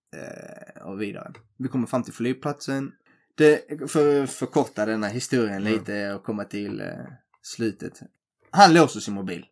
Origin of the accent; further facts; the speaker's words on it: Helsingborg, Skåne, Sweden; vi är från Sverige. Ja. Så han bara, var är från Sverige? Så jag Helsingborg